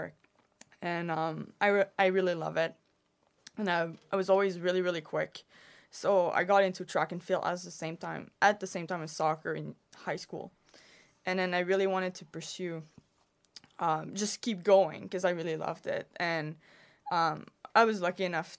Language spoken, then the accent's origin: English; Quebec, Canada; I'm actually from Quebec